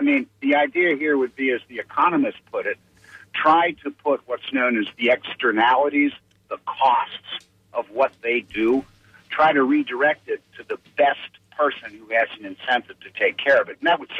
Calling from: Tampa, Florida, United States; from Tampa.

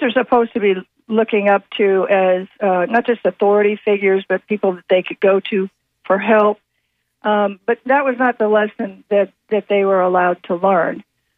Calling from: Lutz, Florida, United States; Hi, Hi, it's … from Lutz.

